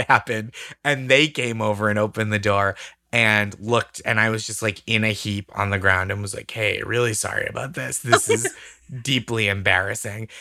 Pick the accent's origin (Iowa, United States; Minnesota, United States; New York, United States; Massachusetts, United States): Massachusetts, United States